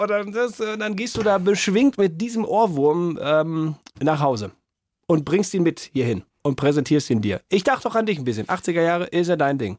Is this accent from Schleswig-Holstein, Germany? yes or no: no; North Rhine-Westphalia, Germany; ich bin ja geburtstechnisch relativ in der Nähe von denen aufgewachsen. Also wenn du in NRW bist, fährst du ja total oft nach Holland